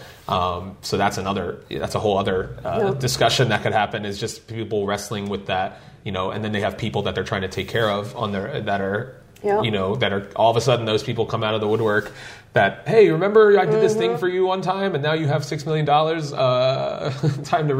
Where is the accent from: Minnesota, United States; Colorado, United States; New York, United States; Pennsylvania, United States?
Pennsylvania, United States; Philadelphia; I grew up in Philadelphia, which is not that far